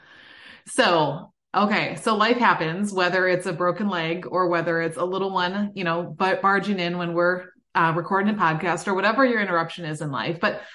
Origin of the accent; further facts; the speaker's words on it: Midwest, United States; I'm from the Midwest